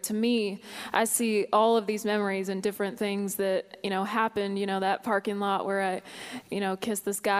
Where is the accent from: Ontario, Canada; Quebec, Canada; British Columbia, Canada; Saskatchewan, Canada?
Saskatchewan, Canada; Weyburn; moved away; that's kind of how my hometown is. It's called Weyburn in Saskatchewan in Canada.